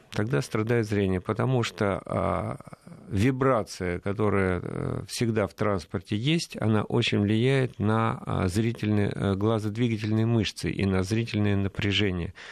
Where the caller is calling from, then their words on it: Tula Oblast, Russia; мы вас беспокоим из Тульской области.